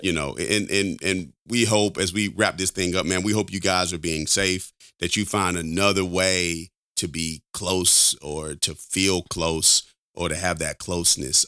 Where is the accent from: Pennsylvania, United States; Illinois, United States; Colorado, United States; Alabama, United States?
Alabama, United States; I'm from Alabama. I'm a Alabama boy, man, through and through